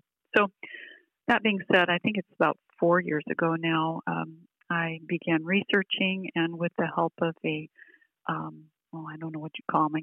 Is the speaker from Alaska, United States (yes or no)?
yes; Bristol Bay, Alaska, United States; I grew up in Bristol Bay